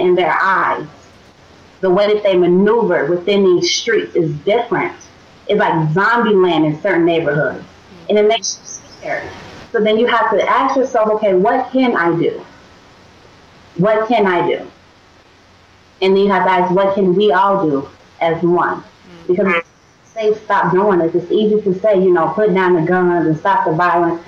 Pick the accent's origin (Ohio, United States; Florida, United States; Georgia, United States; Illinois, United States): Illinois, United States; Chicago; moved away; I was raised in Englewood. You know, great. It was a great neighborhood. Great neighborhood. I took pride in saying I grew up in Englewood.